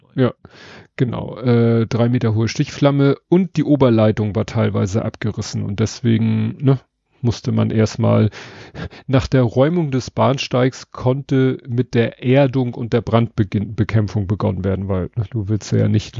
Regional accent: Hamburg, Germany; Hamburger meines, äh, meiner Generation

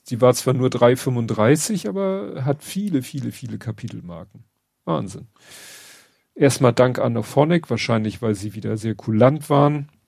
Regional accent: Northern Germany, Germany; Aber das, das ist so, wir sind halt Norddeutsche.

